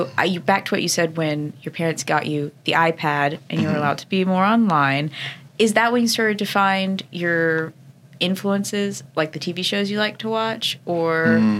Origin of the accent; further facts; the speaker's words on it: New York, United States; So growing up in New York and being interested in photography, I feel like those go so well together